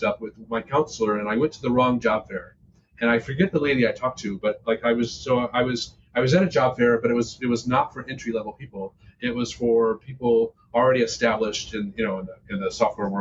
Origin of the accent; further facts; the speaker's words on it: Michigan, United States; moved away as an adult; I grew up in Michigan